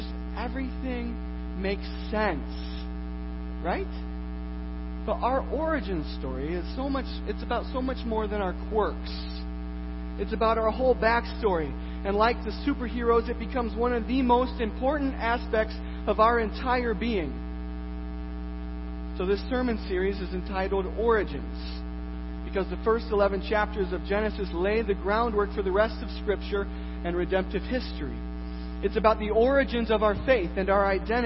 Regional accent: Iowa, United States; I am from Iowa

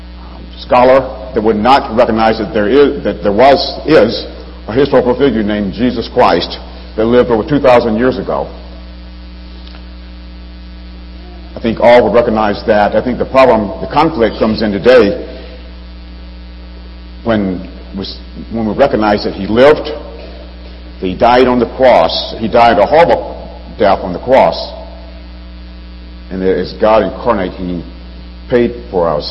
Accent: Alabama, United States; moved away as an adult; now in Chicago, United States; I grew up in Alabama

